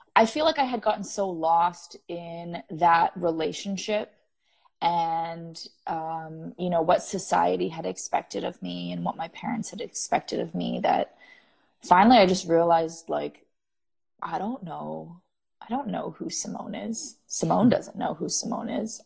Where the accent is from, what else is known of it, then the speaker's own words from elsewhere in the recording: Canada; as a Canadian